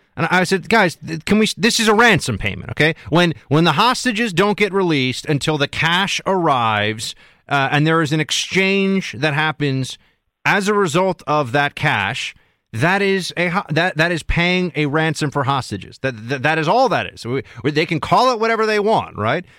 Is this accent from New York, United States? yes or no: yes; New York City, New York, United States; I'm a New Yorker, bor-, born and raised right here in the city